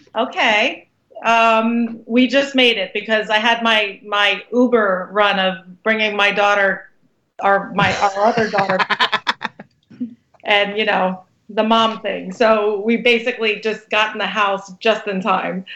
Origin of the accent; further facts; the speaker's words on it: Brooklyn, New York, United States; now in New Jersey, United States; I'm actually from Brooklyn originally